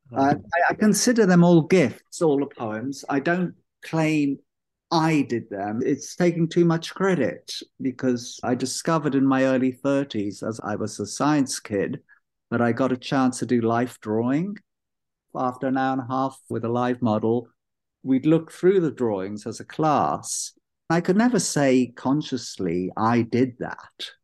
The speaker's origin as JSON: {"language": "English", "region": "London", "country": "United Kingdom", "also_born_or_lived": "Israel / Haifa, Israel", "accent": "London", "moved": "as an adult", "lives_now": "Sebastopol, United States", "said": "It's mostly a London accent. I spent most of my life there, though I was born in Israel on a kibbutz"}